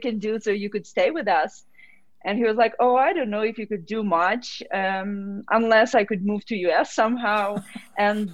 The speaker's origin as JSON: {"language": "English", "country": "Ukraine", "also_born_or_lived": "Kyiv, Ukraine / Texas, United States", "moved": "as an adult", "lives_now": "Colorado, United States", "said": "I am from Ukraine"}